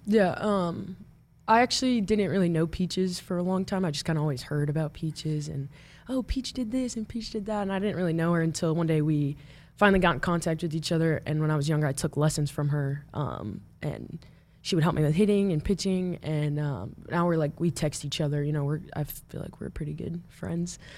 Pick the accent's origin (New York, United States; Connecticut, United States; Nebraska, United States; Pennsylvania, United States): Nebraska, United States; Omaha; moved away; I grew up in Omaha